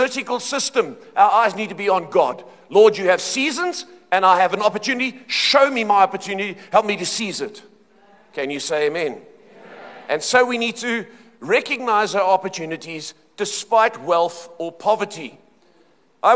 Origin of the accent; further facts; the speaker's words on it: Cape Town, Western Cape, South Africa; moved away as an adult; now in Johannesburg, South Africa; I grew up in Cape Town